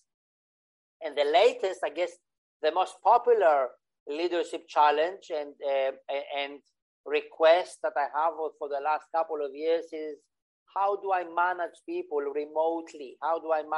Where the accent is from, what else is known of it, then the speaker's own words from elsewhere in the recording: Greece; moved away as an adult; also born or lived in Switzerland / United Kingdom / Cyprus / Indonesia; I was born in Greece. When I finished high school, I went to study in Switzerland